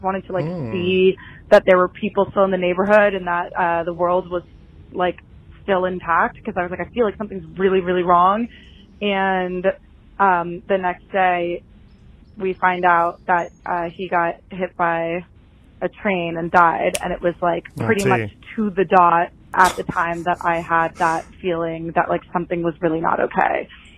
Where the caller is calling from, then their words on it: Los Angeles, California, United States; I'm calling from the Hollywood Hills.